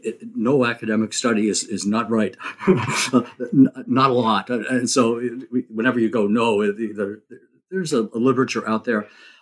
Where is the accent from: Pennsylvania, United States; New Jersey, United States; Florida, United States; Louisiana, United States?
New Jersey, United States; I grew up in New Jersey, suburban kid.